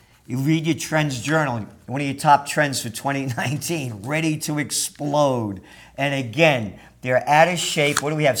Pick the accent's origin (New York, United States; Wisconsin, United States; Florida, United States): New York, United States; Yonkers; also born or lived in Bronx, New York; Like when we were kids, when we moved to Yonkers, when it was the country, after we moved from the Bronx